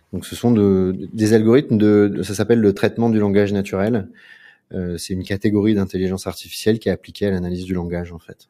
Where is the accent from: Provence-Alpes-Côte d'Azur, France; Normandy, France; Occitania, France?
Provence-Alpes-Côte d'Azur, France; Aix-en-Provence; moved away as an adult; also born or lived in Paris; now in Marseille, France; Je suis né dans la ZUP d'Aix-en-Provence